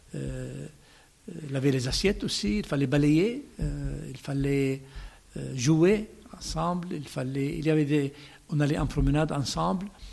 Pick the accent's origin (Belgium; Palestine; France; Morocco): Palestine; Bethlehem, West Bank; French is a second language; moved away as an adult; also born or lived in Jordan / Rome / Jerusalem; je suis né à Bethléem, plus exactement dans le village du champ des pasteurs de l'Évangile